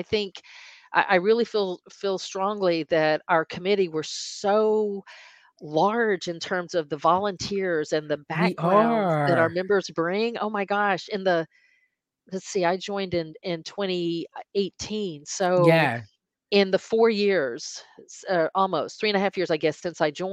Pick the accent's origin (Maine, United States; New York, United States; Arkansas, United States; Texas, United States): Arkansas, United States; moved away; I'm from Arkansas